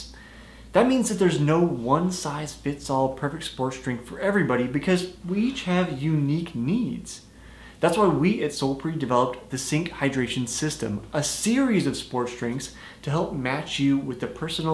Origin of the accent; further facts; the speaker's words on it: Midwest, United States; I'm from the Midwest